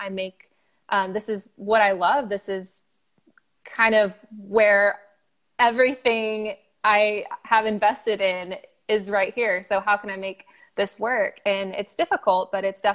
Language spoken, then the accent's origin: English; Dallas, Texas, United States; moved away as an adult; also born or lived in Louisiana / North Carolina / Austin, Texas; I grew up in Dallas, Texas